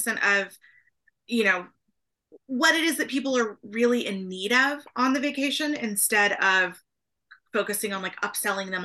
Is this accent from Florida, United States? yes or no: no; Oklahoma, United States; now in San Antonio, United States; I grew up in Oklahoma